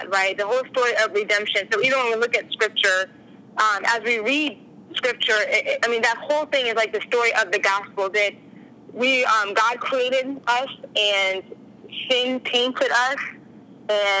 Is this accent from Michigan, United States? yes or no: no; Virginia, United States; also born or lived in New Jersey; now in California, United States; I grew up in Virginia and then lived in New Jersey for a while.